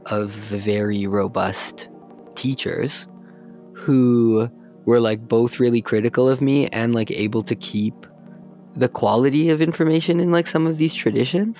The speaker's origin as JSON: {"language": "English", "town": "Calgary", "region": "Alberta", "country": "Canada", "tie": "born or raised there", "said": "I grew up here in Calgary"}